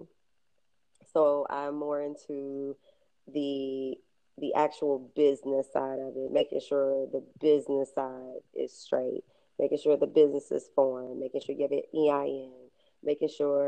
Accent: Louisville, Kentucky, United States; I come from Louisville, Kentucky. I come from an area called the West End, and in that area, you have to take care of yourself

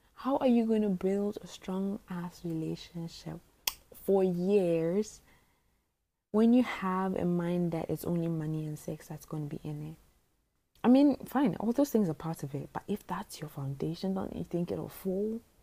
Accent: Botswana; also born or lived in Eastern Region, Ghana; I spent the whole of my life in Botswana, so I'm a Ghanaian

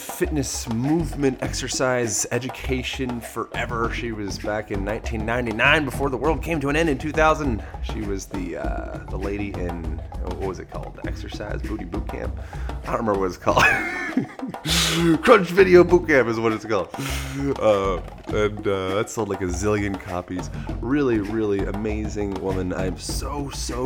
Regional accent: United States; I am American

